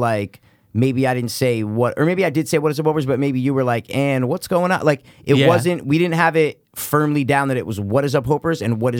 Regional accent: Stamford, Connecticut, United States; we're from Stamford, CT. If you guys don't know, wherever you're listening, you might have heard we live in Stamford, Connecticut.

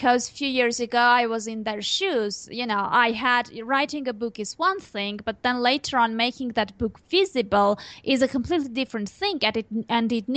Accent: Armenia; first language Armenian; English is a second language; I speak Armenian, it's obviously my native tongue.

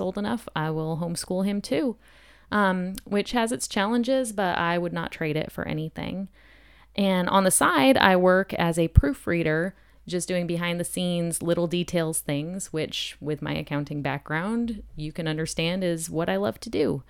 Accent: New Hampshire, United States; also born or lived in Germany / Japan; I was born in Germany, but raised in New Hampshire

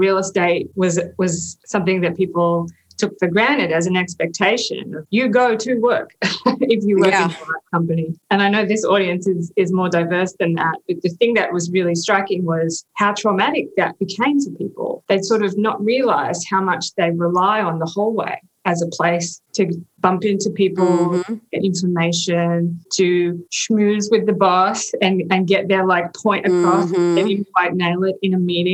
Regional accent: Australia; moved away as an adult; now in United States; me as an Australian

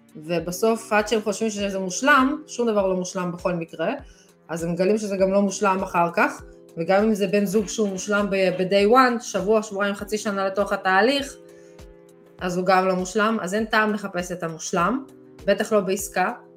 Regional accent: Israel; אנחנו ישראלים

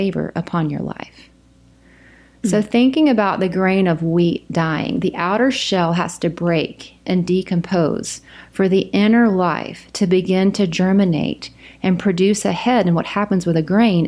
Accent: South Carolina, United States; moved away as an adult; also born or lived in Houston, Texas / China; now in Oklahoma, United States; I'm from South Carolina

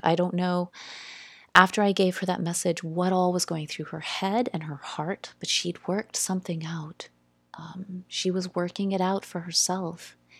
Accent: South Carolina, United States; We we grew up in South Carolina and lived uh, on the mill hill

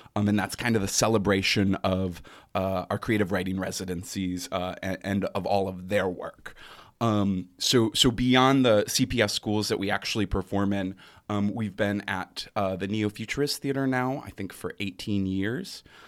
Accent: Grand Rapids, Michigan, United States; moved away; I am originally from Grand Rapids, Michigan

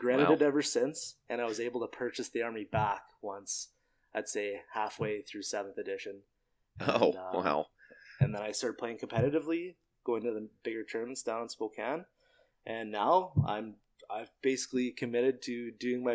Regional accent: Trail, British Columbia, Canada; I moved back to my hometown of Trail, where I live now.

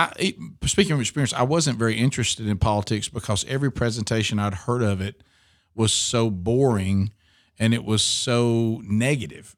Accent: Oxford, Alabama, United States; now in Birmingham, United States; we moved to Oxford, Alabama, beautiful uh, place between uh, Birmingham and Atlanta, and grew up there from six years old to the time I left for college.

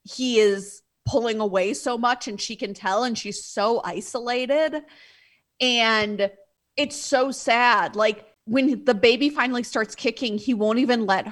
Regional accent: Midwest, United States; I'm from the Midwest, as you are. And being polite is how we're raised.

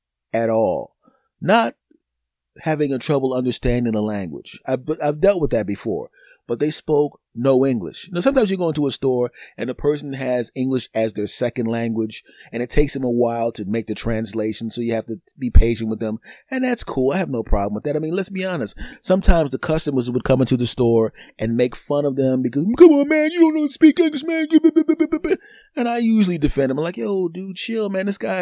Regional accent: Philadelphia, Pennsylvania, United States; Yeah, I'm originally from Philadelphia. I'm living someplace else now, but yeah, I'm here visiting some family.

